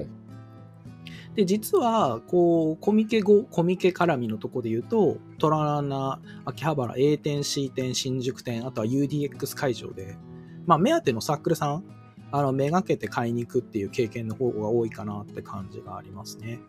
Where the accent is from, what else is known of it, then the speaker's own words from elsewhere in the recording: Japan; 私とかこう地方出身者